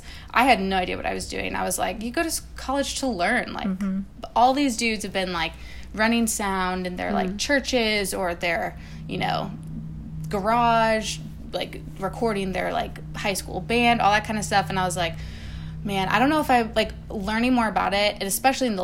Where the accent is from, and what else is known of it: Wisconsin, United States; born or raised there; moved away as an adult; now in Nashville, United States